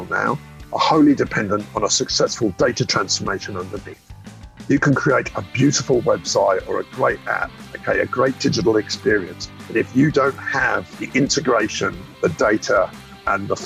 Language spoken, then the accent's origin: English; United Kingdom; moved away as an adult; now in Sydney, Australia; I was actually born in the UK.